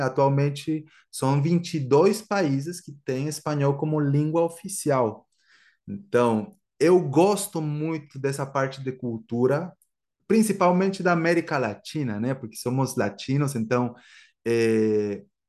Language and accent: Portuguese; Guatemala; first language Spanish; Portuguese is a second language; moved away as an adult; also born or lived in Brazil / England; eu sou da Guatemala e eu estou morando no Brasil aproximadamente uns oito anos